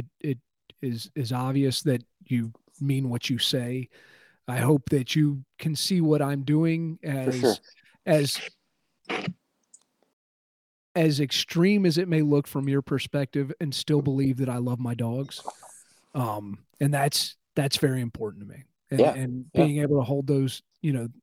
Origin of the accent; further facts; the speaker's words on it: United States; being an American